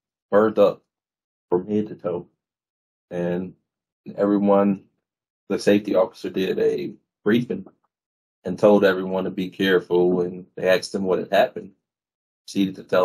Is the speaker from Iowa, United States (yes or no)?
no; Gonzales, Louisiana, United States; I am from Gonzales, Louisiana. I'm from there.